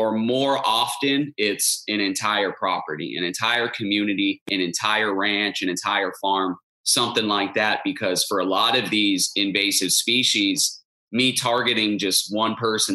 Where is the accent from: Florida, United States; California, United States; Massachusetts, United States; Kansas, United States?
Florida, United States; Stuart; I grew up in Martin County, Stuart, Florida